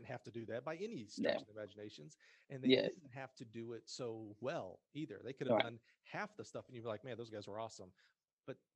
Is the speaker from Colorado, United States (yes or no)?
no; Alabama, United States; moved away as an adult; also born or lived in Kansas; I came from Alabama and went straight to Kansas